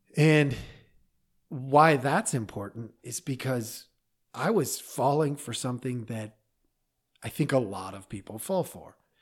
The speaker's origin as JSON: {"language": "English", "region": "Oregon", "country": "United States", "tie": "born or raised there", "said": "I grew up in Oregon, in a little town"}